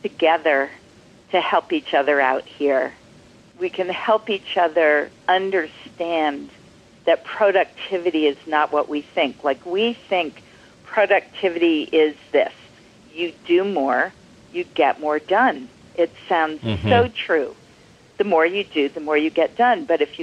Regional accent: Lexington, Massachusetts, United States; my hometown, Lexington, Massachusetts

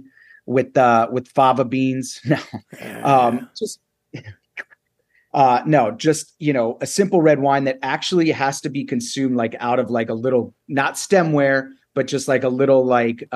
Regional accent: New York, United States; so for me being a New Yorker

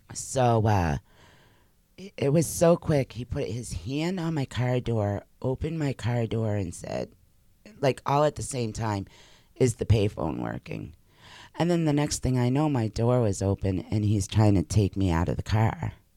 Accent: Massachusetts, United States; moved away as an adult; also born or lived in New Hampshire; I had grown up in Massachusetts.

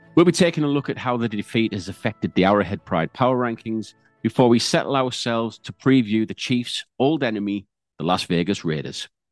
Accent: United Kingdom

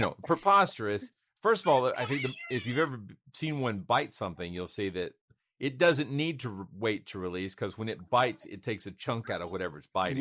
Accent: Georgia, United States; one was right outside of my hometown in Cartersville

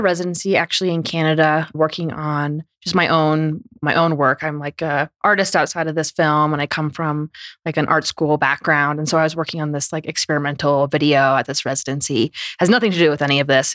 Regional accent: Vermont, United States; first language English; I grew up in Vermont.

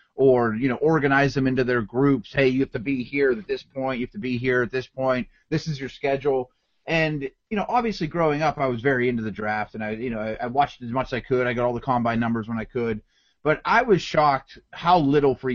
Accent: Pittsburgh, Pennsylvania, United States; I grew up in Pittsburgh

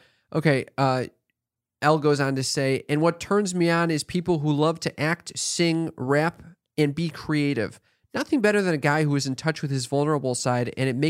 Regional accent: United States; accent: American; With my stupid American accent?

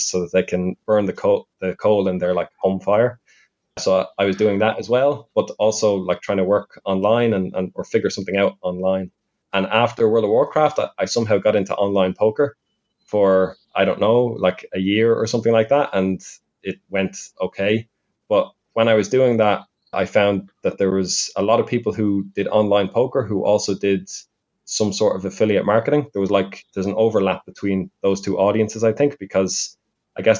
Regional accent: Ireland; now in Budapest, Hungary; I'm from Ireland, although currently living in Budapest.

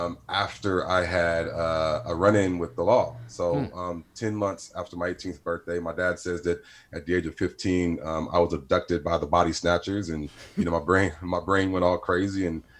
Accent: Stockton, California, United States; but yeah, I grew up in Stockton. I'm the last of eight. So I'm the baby.

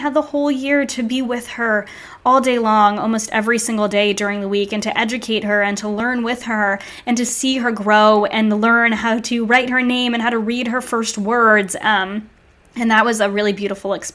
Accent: Narragansett, Rhode Island, United States; I grew up in New England, right by the beach in this tiny little beachside town called Narragansett.

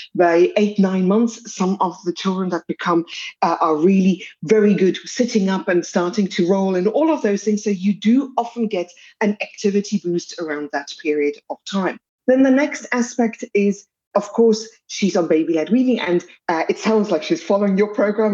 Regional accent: South Africa; accent: South African; as you can hear from my accent, I come from South Africa

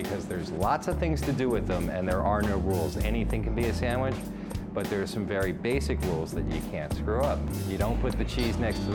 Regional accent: Baltimore, Maryland, United States; now in Northern California, United States; I'm originally from Baltimore, Maryland

